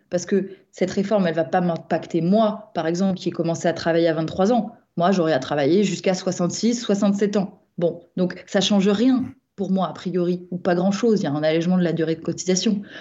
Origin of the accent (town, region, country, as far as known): Nîmes, Occitania, France